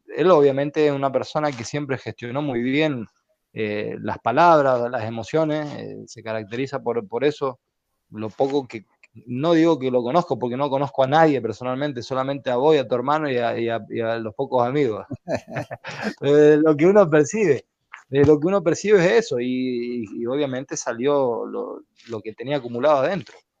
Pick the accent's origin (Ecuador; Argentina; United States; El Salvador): Argentina; como argentino